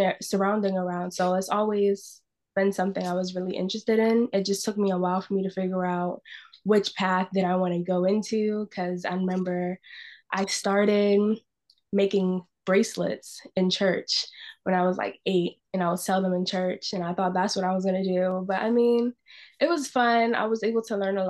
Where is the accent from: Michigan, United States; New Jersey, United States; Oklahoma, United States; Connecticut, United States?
Connecticut, United States; Bloomfield; I was born and raised in Bloomfield, Connecticut